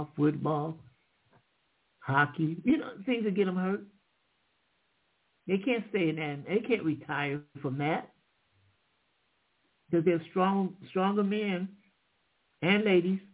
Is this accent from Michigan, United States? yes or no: yes; Michigan, United States; I'm from Michigan